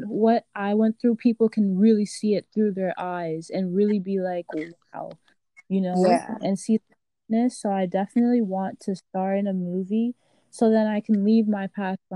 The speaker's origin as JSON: {"language": "English", "town": "Miami", "region": "Florida", "country": "United States", "tie": "born or raised there", "also_born_or_lived": "Haiti", "said": "I was born in Miami, Florida, mm-hmm. but I spent my first 4 years of life in Haiti"}